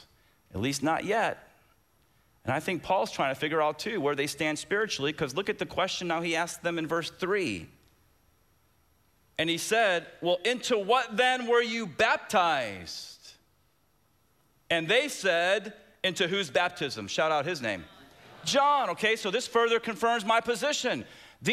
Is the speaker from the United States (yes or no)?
yes; Tampa, Florida, United States; When I was a little kid growing up in Tampa